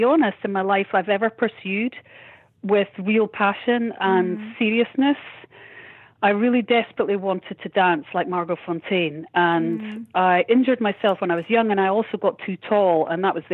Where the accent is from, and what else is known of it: Edinburgh, Scotland, United Kingdom; born or raised there